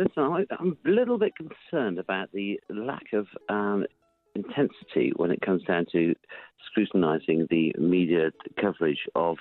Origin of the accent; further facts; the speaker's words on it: England, United Kingdom; I'm an Englishman.